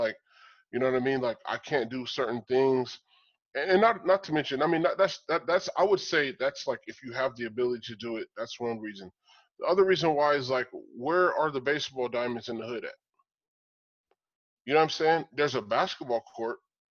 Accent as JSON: {"language": "English", "country": "Cuba", "said": "I'm from Cuba."}